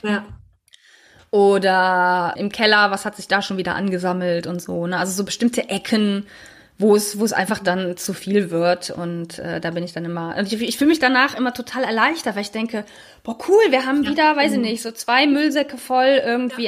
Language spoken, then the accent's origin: German; Germany; wir als Deutsche